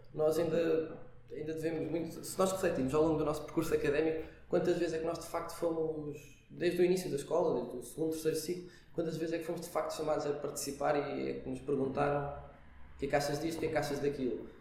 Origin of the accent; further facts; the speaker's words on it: Aveiro, Centro, Portugal; moved away as an adult; now in Lisbon, Portugal; agora estou cá em Lisboa, sou, sou da Aveiro